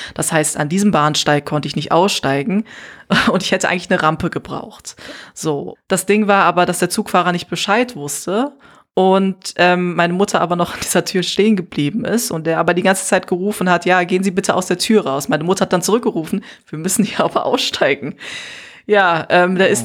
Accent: Germany; also born or lived in Gambia; auf diese Frage antworte ich meistens aus Neues

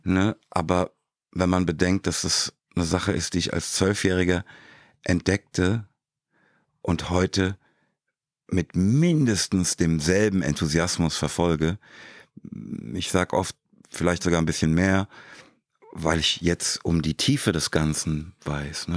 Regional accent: Frankfurt, Hesse, Germany; moved away; Ich komme direkt aus Rödelheim

